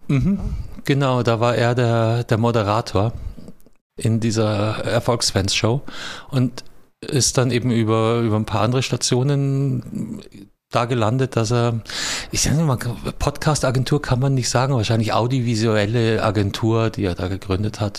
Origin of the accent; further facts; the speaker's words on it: Munich, Bavaria, Germany; wo ich aufgewachsen bin. In München-Giesing